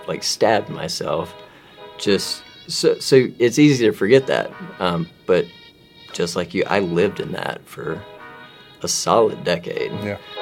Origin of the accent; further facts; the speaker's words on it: Mississippi, United States; I'm from Mississippi